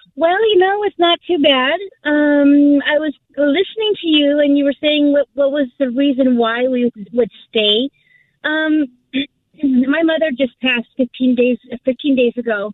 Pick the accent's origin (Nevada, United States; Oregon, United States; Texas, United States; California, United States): California, United States; Southern; I was born and raised here in Southern California.